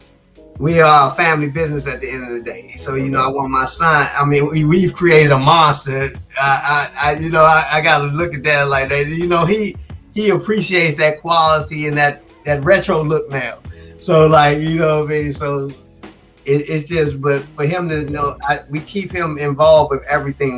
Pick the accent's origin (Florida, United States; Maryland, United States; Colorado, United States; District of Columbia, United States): District of Columbia, United States; Washington; born and raised in the District of Columbia